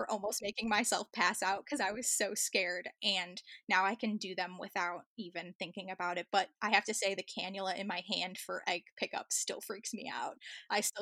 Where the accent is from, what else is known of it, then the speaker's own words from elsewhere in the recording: Chicago, Illinois, United States; moved away as an adult; also born or lived in New South Wales Central Coast, Australia; now in New South Wales, Australia; I'm originally from Chicago and I moved to Australia about 10 years ago